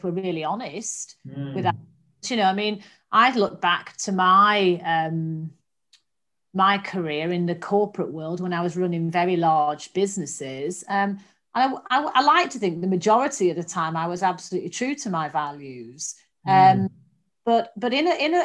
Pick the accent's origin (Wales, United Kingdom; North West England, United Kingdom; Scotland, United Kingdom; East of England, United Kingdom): North West England, United Kingdom; Manchester; I grew up in Manchester